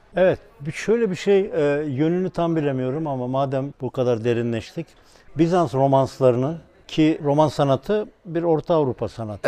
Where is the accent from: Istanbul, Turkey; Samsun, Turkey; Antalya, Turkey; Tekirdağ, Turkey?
Tekirdağ, Turkey; Ben Tekirdağlıyım